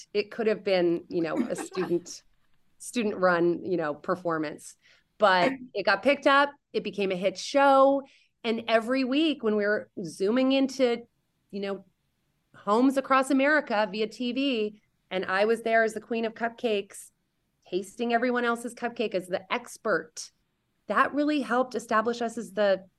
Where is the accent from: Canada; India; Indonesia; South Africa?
Indonesia; I used to say that it's that I grew up in Indonesia.